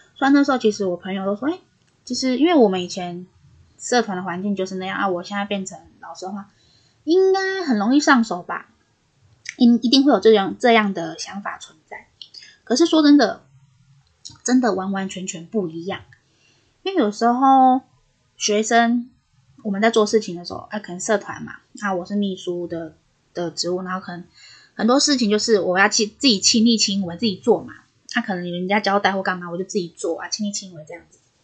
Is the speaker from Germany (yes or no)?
no; northern Taiwan, Taiwan; 我本身是北部人嘛